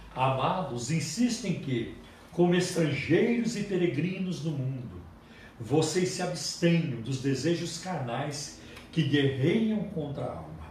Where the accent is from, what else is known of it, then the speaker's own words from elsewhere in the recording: Luminosa, Minas Gerais, Brazil; now in São Paulo, Brazil; lá para o sul de Minas né? lá no lugar, na, numa, numa, num município onde eu nasci, chamado Luminosa